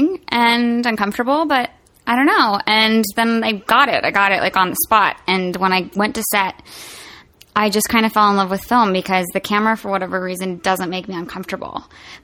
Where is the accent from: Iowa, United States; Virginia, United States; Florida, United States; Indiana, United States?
Virginia, United States; Roanoke; I'm from Roanoke, Virginia